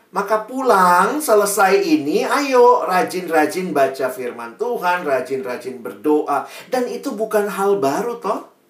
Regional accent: Makassar, South Sulawesi, Indonesia; saya ini anak daerah ya, teman-teman saya itu ke Jakarta kuliah di UI, dulu dari dari Makassar.

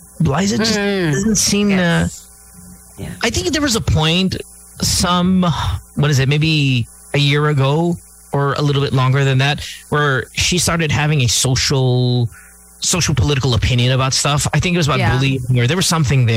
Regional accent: Philippines; We're Filipino

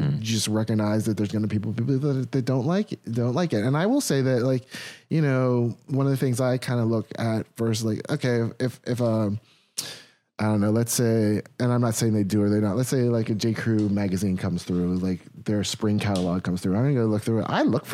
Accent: Washington, District of Columbia, United States; I live here. I'm from Washington

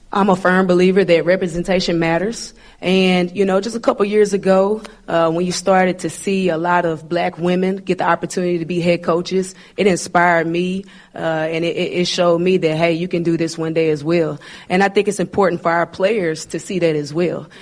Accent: Arkansas, United States; I'm a Arkansas kid, and, uh, you know, I'm born and raised in Arkansas.

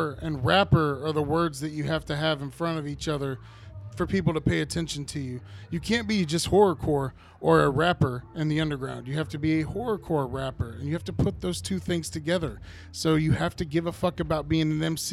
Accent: Dayton, Ohio, United States; I'm not even from the area. I'm from Dayton, Ohio

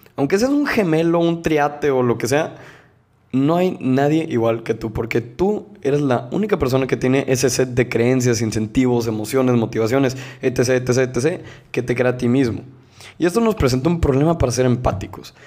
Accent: Monterrey, Nuevo León, Mexico; Yo soy de México, soy de Nuevo León, soy de Monterrey específicamente

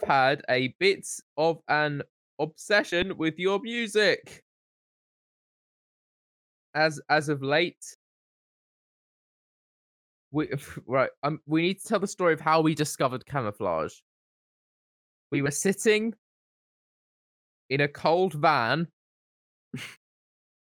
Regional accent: Basildon, East of England, United Kingdom; We're from Basildon

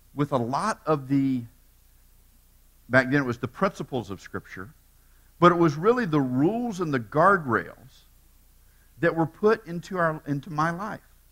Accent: Tampa, Florida, United States; born and raised in Tampa

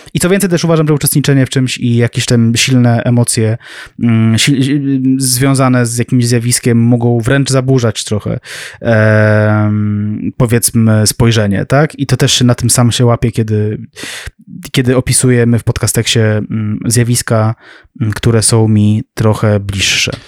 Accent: near Warsaw, Masovian Voivodeship, Poland; mieszkałem blisko Warszawy

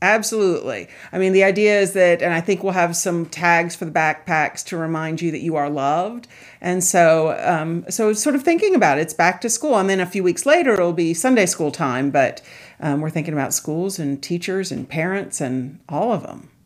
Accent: Charleston, South Carolina, United States; I grew up in Charleston, South Carolina

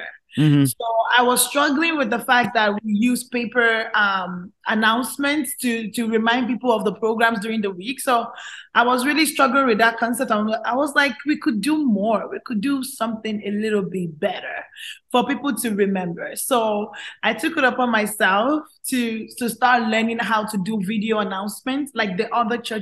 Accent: Nigeria; also born or lived in Calgary, Canada; now in Houston, United States; I grew up with a lot of good known actors and actresses that I look up to while I was growing up in Nigeria.

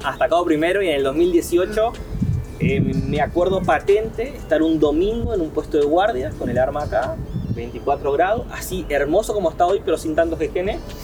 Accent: Paraná, Entre Ríos, Argentina; soy paranaense, soy de Paraná, nací en el hospital San Roque, el hospital eh, público ahí de, mi ciudad

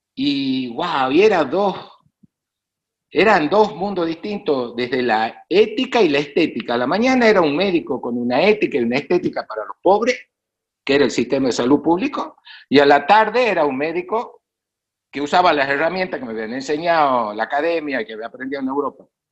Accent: northern Argentina, Argentina; el lugar de donde yo vengo, el NOA y el NEA es pobre

